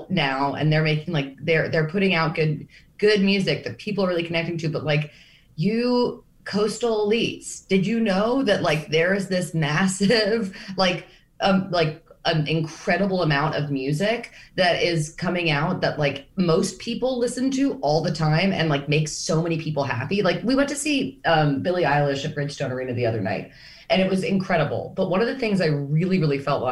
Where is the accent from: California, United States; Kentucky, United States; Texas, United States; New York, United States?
New York, United States; a New Yorker